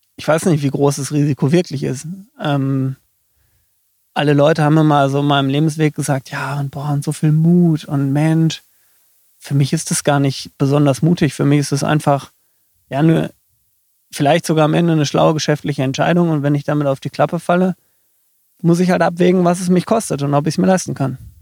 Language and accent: German; near Dortmund, North Rhine-Westphalia, Germany; moved away as an adult; now in Rosenheim, Germany; Aufgewachsen bin ich in der Nähe von Dortmund ähm, gewohnt habe ich dann in Dortmund.